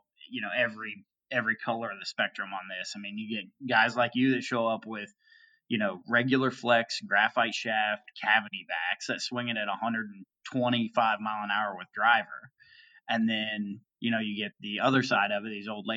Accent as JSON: {"language": "English", "region": "Ohio", "country": "United States", "tie": "born or raised there", "said": "I grew up on Muni tracks in Ohio myself"}